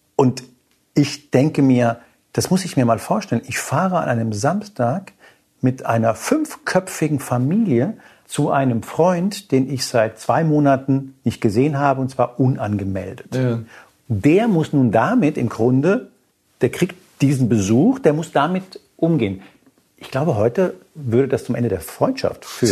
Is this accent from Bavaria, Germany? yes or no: no; Hanau, Hesse, Germany; ich bin in der Nähe von Frankfurt aufgewachsen, in Hanau